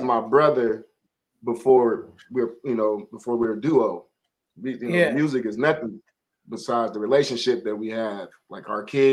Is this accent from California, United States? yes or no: yes; Colton, California, United States; moved away; also born or lived in Las Vegas, Nevada; I'm out of Cali. We actually, okay. The group is out of Vegas. We both from different places, but we met up in Vegas. And we were living in Vegas, so we're out of Vegas. The group is out of Vegas, so you know that's just pretty much what it is. I'm from the Inland Empire. I'm from Colton